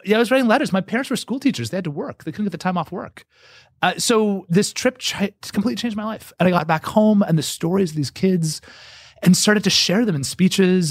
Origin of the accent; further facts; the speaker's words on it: Canada; I'm Canadian.